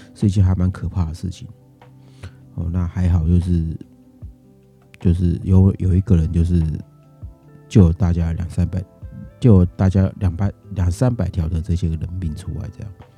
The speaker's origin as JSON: {"language": "Chinese", "country": "Taiwan", "said": "那我们台湾这边的哦，那可能是我防疫的哦，这一年的防疫的这个， 这个努力哦"}